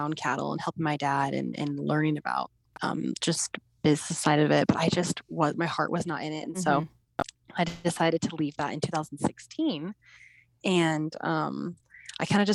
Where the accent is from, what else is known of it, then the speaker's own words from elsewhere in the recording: Caldwell, Idaho, United States; also born or lived in Utah; I grew up in Caldwell, Idaho